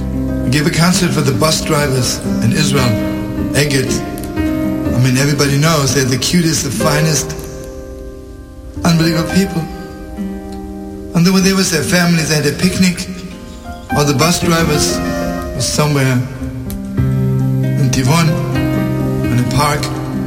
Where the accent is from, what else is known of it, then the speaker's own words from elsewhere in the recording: Lodz, Łódź Voivodeship, Poland; born there; I was born in Lodz. And when the Germans came to Lodz, I was 4 years old.